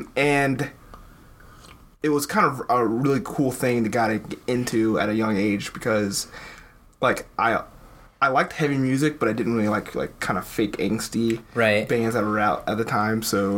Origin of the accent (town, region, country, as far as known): suburbs of Cincinnati, Ohio, United States; born or raised there; now in Cincinnati, United States